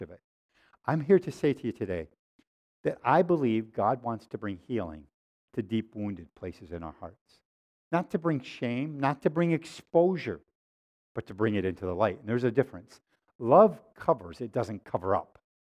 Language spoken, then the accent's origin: English; Waterloo, New York, United States; growing up in Waterloo, New York